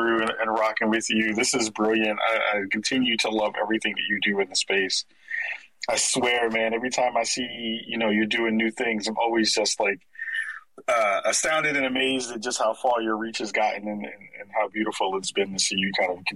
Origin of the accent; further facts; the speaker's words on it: New York City, New York, United States; moved away as an adult; now in Portland, United States; I'm from the Bronx originally. Was born and raised in New York